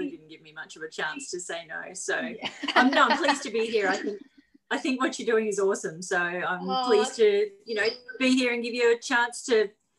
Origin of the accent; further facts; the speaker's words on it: Emerald, Queensland, Australia; also born or lived in Capella; So I was born in Emerald.